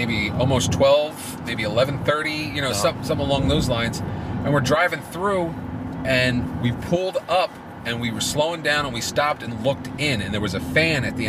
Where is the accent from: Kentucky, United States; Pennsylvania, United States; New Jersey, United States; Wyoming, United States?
New Jersey, United States; Absecon; Absecon proper